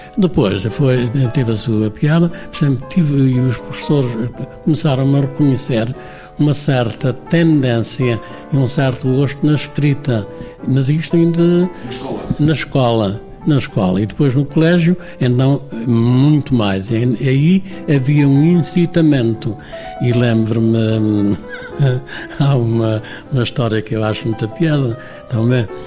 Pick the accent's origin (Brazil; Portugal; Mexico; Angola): Portugal; Monchique, Algarve; moved away as an adult; now in Lisbon, Portugal; No liceu foi um colégio na minha terra e entrei mais tarde porque tinha que se fazer exame de admissão